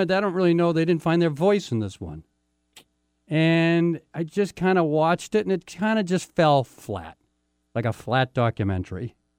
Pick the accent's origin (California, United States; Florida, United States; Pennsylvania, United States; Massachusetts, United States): Massachusetts, United States; Boston; now in Seattle, United States; I lived in Boston. I grew up in Boston